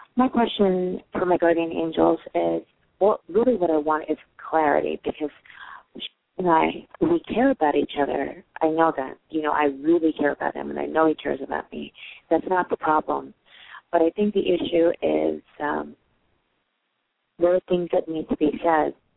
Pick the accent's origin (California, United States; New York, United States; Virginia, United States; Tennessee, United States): New York, United States; I am from New York